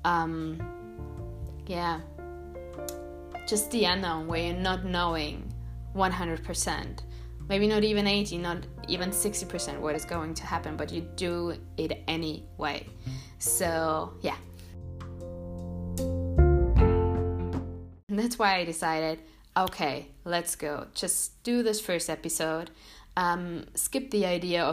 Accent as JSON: {"language": "English", "town": "Munich", "region": "Bavaria", "country": "Germany", "tie": "born or raised there", "second_language": "English", "said": "I was born and grew up here in Munich"}